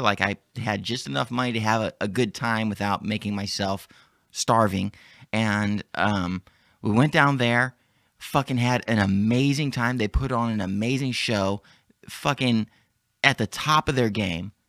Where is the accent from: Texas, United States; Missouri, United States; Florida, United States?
Texas, United States; Dallas; in my hometown